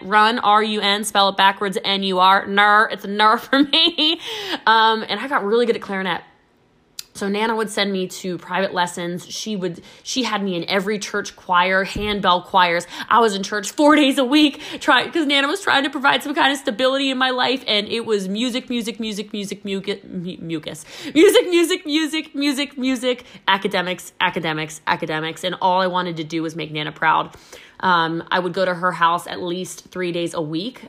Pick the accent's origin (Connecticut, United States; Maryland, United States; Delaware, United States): Maryland, United States; was born and raised in Maryland